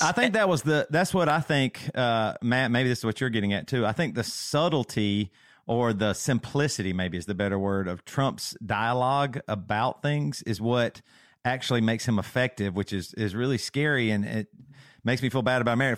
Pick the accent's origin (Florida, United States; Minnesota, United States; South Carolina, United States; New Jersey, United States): South Carolina, United States; moved away as an adult; also born or lived in Seattle; we grew up in South Carolina